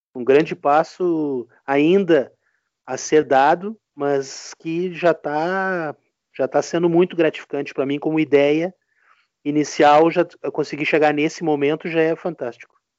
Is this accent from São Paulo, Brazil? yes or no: no; Rio Grande do Sul, Brazil; sou aqui do Rio Grande do Sul